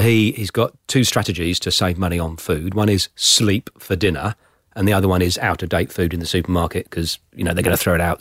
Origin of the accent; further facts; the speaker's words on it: Plymouth, South West England, United Kingdom; also born or lived in Somerset; now in Australia; I was born in Plymouth